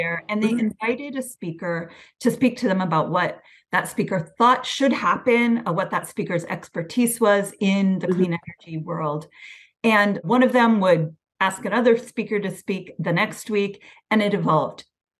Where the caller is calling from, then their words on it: Oakland, California, United States; I'm calling in from Oakland.